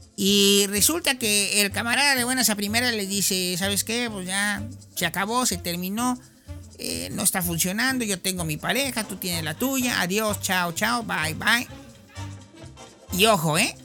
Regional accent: Mexico; Así somos los mexicanos

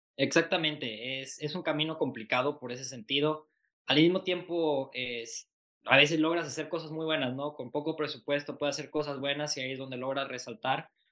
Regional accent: Mexico; hemos sido muy pocos mexicanos

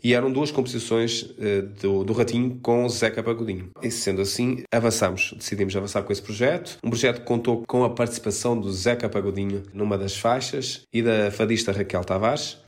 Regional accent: Portugal; eu, sendo português, consigo cantar sem sotaque português e utilizar um sotaque brasileiro

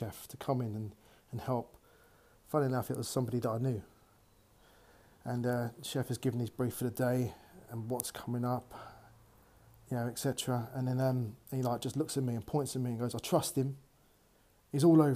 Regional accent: Mitcham, London, United Kingdom; moved away as an adult; now in Bournemouth, United Kingdom; I'm originally from Southwest London. From a glorious town called Mitcham.

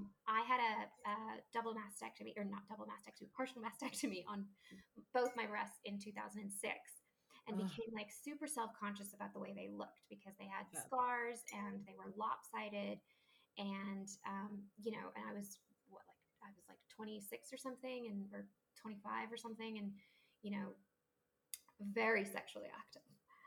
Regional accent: Paris, Île-de-France, France; I grew up in, Paris and, a bunch of other places

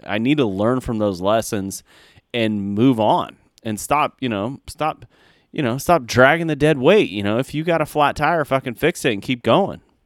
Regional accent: United States; as an American

